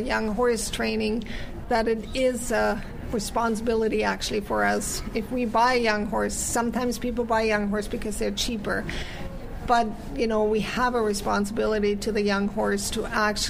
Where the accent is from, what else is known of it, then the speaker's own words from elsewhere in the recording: Germany; also born or lived in United States; now in Canada; I was born in the U.S., and then I grew up in Germany, and then I immigrated to Canada